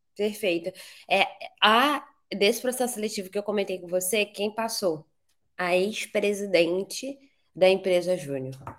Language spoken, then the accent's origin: Portuguese; Rio de Janeiro, Brazil; also born or lived in Barcelona; sou do Rio de Janeiro